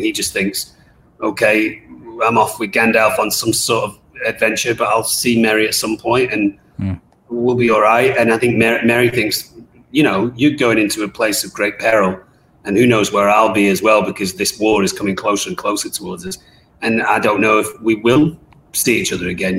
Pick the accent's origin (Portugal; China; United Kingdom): United Kingdom; England; myself being English